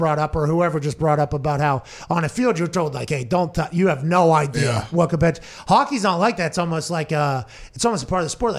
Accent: Texas, United States; I'm from Texas.

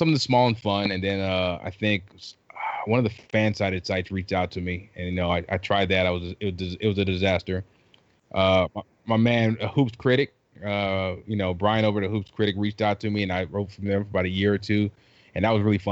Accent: South Carolina, United States; also born or lived in Trinidad; I was born in Trinidad, raised in South Carolina

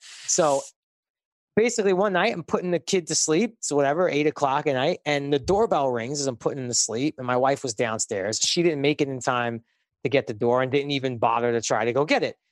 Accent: New York City, New York, United States; moved away; I grew up in Brooklyn.

